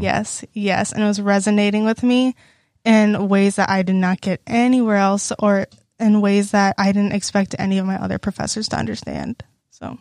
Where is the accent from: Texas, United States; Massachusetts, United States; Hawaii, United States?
Texas, United States; Lake City; moved away as an adult; now in Iowa, United States; I'm from Lake City, Texas. That's, like, close to the Houston area, suburby area.